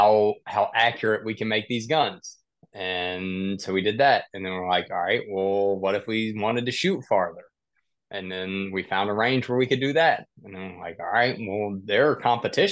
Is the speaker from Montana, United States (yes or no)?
no; South Mississippi, United States; I grew up in the country. I grew up in South Mississippi, hunting, deer hunting and squirrel hunting.